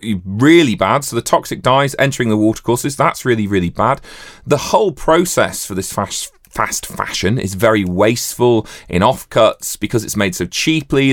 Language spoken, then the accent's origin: English; Yorkshire and the Humber, United Kingdom; growing up in Yorkshire